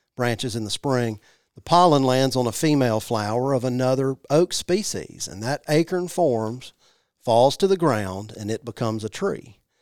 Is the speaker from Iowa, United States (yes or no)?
no; Jackson, Mississippi, United States; I grew up in Jackson, Missi-, Mississippi.